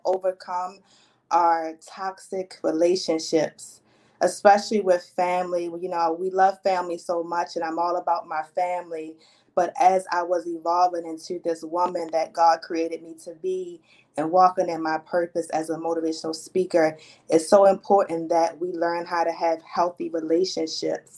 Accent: Baltimore, Maryland, United States; I am born and raised in Baltimore, Maryland

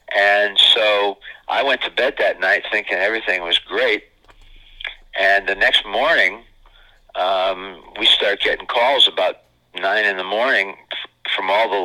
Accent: Niles, Michigan, United States; moved away as an adult; my hometown of Niles, Michigan

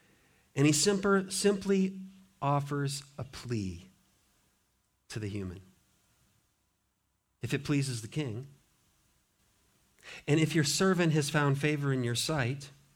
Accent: Montana, United States; now in Richmond, United States; Growing up in Montana, you know, Montana, timber everywhere

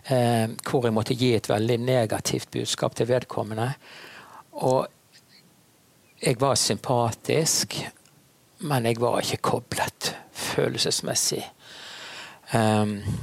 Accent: Bergen, Vestland, Norway; Jeg er en bergenser

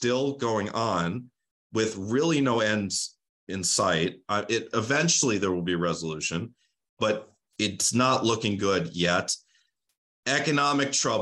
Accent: United States; I am an American

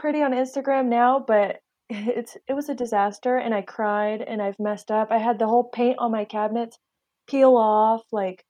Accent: West Coast, United States; and I'm born and raised on the West Coast.

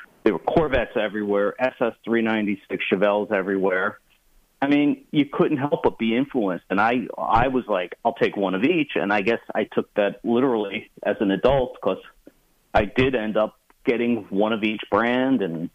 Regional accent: New Jersey, United States; growing up in New Jersey

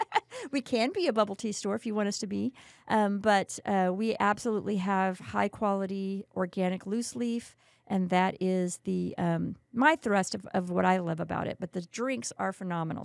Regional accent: Kerrville, Texas, United States; moved away as an adult; now in San Antonio, United States; I grew up in Kerrville

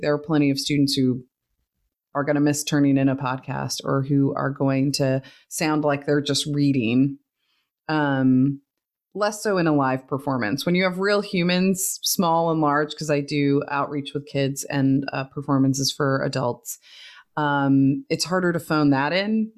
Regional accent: Oregon, United States; now in Texas, United States; I grew up in Oregon

